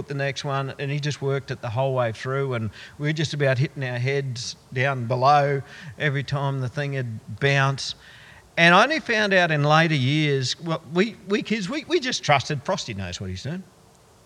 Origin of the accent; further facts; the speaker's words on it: Goondiwindi, Queensland, Australia; I grew up in Gundawindi